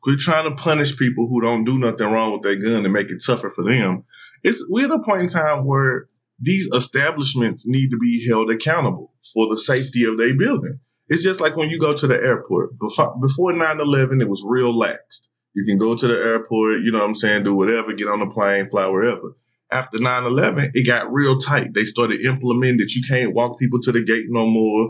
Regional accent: St. Louis, Missouri, United States; moved away; I'm like coming from St. Louis

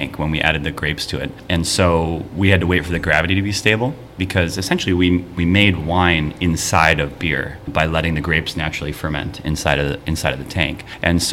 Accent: Mequon, Wisconsin, United States; also born or lived in Colorado; I grew up in Mequon, and you know, Brew City

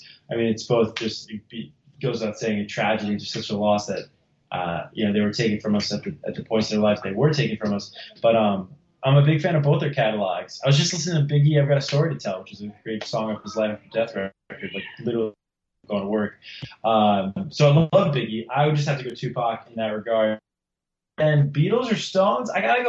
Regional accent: New Jersey, United States; growing up in New Jersey.

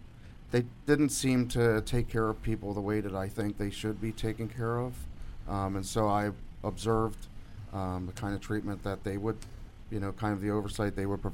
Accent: Baltimore, Maryland, United States; Baltimore, Maryland.

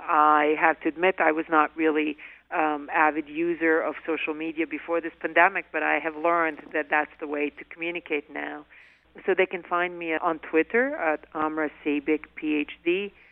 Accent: Bosnia & Herzegovina; born or raised there; moved away as an adult; now in United States

